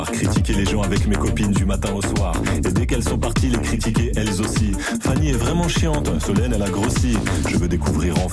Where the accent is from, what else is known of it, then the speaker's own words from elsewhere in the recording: Saint-Denis, Île-de-France, France; Ouais, bah, enfin moi j'ai grandi à Saint-Denis dans, dans, dans, des quartiers assez populaires.